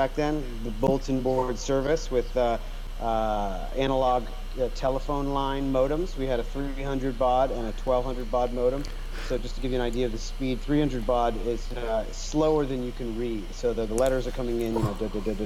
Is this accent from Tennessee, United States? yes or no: no; Los Angeles, California, United States; also born or lived in Austria; I'm a Los Angeles native